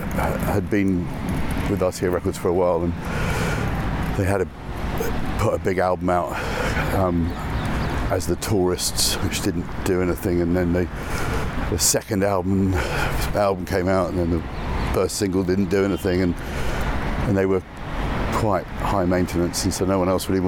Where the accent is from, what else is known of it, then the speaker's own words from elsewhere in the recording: London, United Kingdom; also born or lived in Notting Hill; I grew up in this neck of the woods